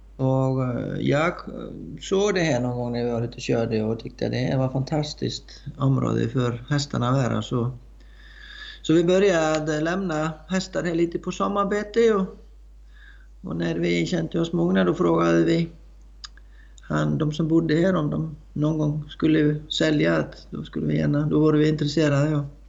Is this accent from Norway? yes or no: no; Iceland; moved away as an adult; also born or lived in Blekinge, Sweden / Östergötland, Sweden; now in Skåne, Sweden; Jag är uppvuxen på Island